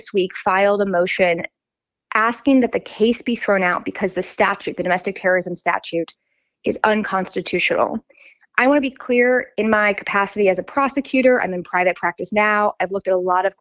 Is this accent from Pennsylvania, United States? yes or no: no; Atlanta, Georgia, United States; I was born and raised in Atlanta